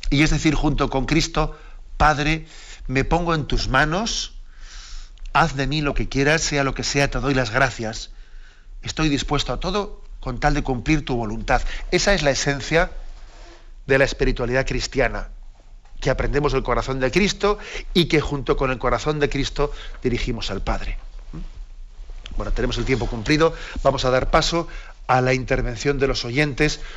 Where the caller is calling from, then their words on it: Zaragoza, Aragon, Spain; de Zaragoza